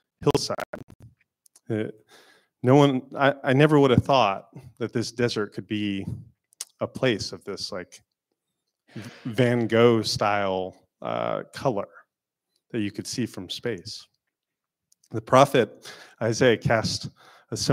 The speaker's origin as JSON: {"language": "English", "region": "Florida", "country": "United States", "said": "I'm not really from a place with seasons. I'm from Florida."}